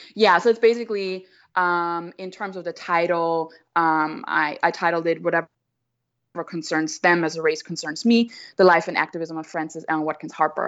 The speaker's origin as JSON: {"language": "English", "country": "Austria", "also_born_or_lived": "Vienna", "moved": "as an adult", "lives_now": "United States", "said": "I'm obviously white, I'm from Austria"}